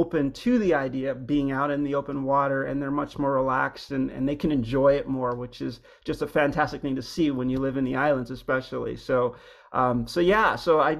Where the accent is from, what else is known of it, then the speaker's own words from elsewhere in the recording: Hawaii, United States; moved away; I grew up in Hawaii, but I'd been away for a long time, and we moved back a few years ago